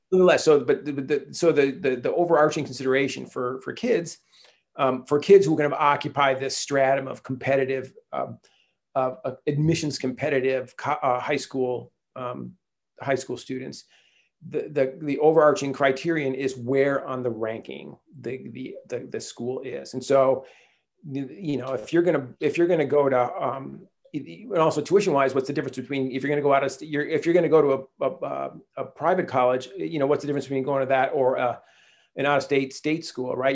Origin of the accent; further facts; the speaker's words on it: Chelsea, Michigan, United States; moved away as an adult; also born or lived in Detroit / Durham, North Carolina / Washington, D.C.; now in California, United States; I grew up in Detroit in a small town outside of Ann Arbor called Chelsea